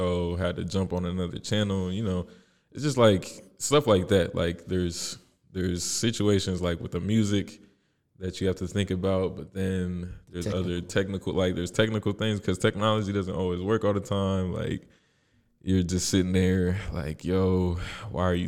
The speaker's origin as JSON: {"language": "English", "town": "Indianapolis", "region": "Indiana", "country": "United States", "tie": "born or raised there", "said": "I was born in Indy, born and raised."}